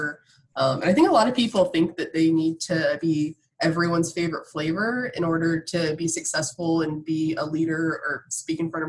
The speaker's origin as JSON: {"language": "English", "town": "New Smyrna Beach", "region": "Florida", "country": "United States", "tie": "born or raised there", "moved": "yes", "lives_now": "Washington, D.C., United States", "said": "I grew up in the shark bite capital of the world, New Smyrna Beach"}